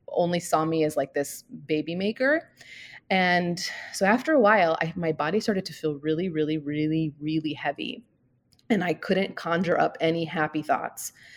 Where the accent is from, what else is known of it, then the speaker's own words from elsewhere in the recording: St. Louis, Missouri, United States; moved away as an adult; now in Scottsdale, United States; I grew up in Saint Louis. I moved there when I was four and I stayed there till I was about twenty-two